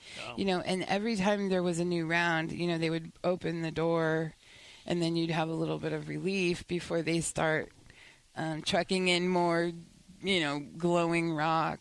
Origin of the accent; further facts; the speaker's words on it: Nevada, United States; moved away; I'm from Nevada.